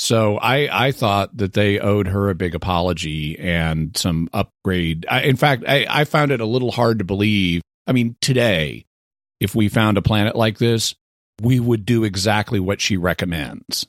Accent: Texas, United States; born or raised there

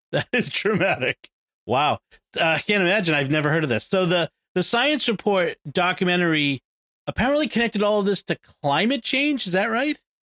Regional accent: United States; I'm American

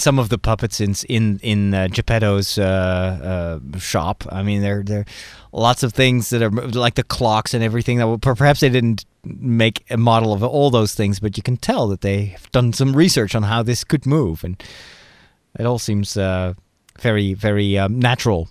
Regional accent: Netherlands; I'm from Holland

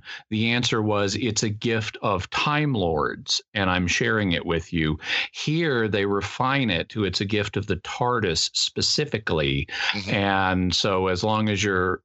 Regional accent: Mid-South, United States; now in San Diego, United States; I'm from the Mid South

